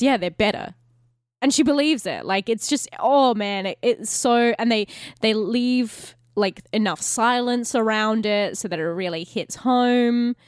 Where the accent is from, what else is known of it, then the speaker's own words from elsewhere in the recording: Australia; as an Australian because like most Australians, we have like a majority middle class